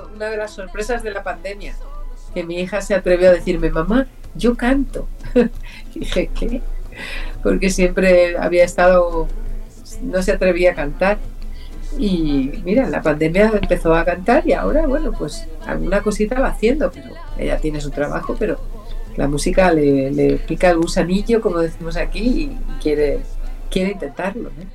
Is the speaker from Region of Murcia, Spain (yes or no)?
yes; Region of Murcia, Spain; also born or lived in Paris, France; now in Valencia, Spain; yo nací en París, me crié en un pueblecito de Murcia, pero llevo muchísimos, casi 50 años viviendo en Valencia